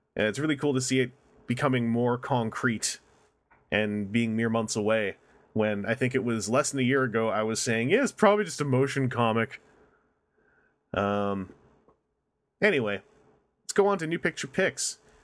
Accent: Canada; I'm from Canada

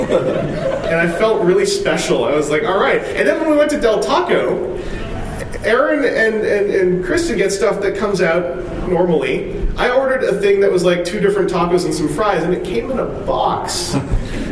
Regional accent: Canada; I'm from Canada

